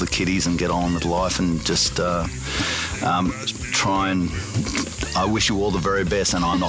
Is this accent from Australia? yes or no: yes; Australia